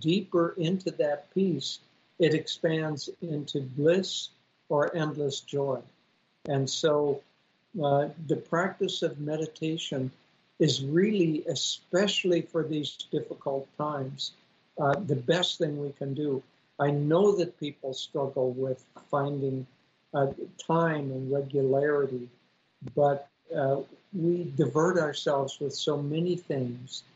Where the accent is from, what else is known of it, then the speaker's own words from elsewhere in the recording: Minnesota, United States; I grew up in Minnesota